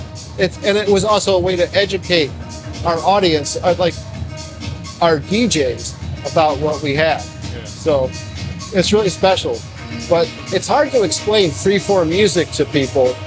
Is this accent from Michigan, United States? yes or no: yes; Detroit, Michigan, United States; I grew up in Detroit